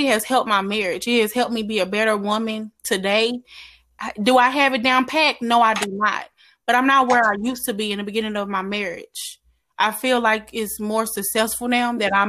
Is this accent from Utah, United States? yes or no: no; Dallas, Texas, United States; I am from Dallas, Texas.